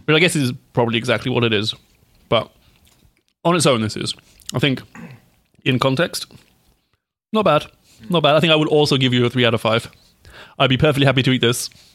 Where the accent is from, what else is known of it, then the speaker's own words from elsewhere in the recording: United Kingdom; I am British